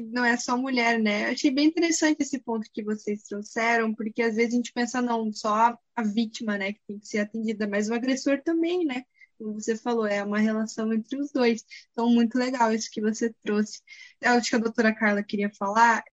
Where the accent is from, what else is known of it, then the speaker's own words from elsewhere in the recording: Curitiba, Paraná, Brazil; sou de Curitiba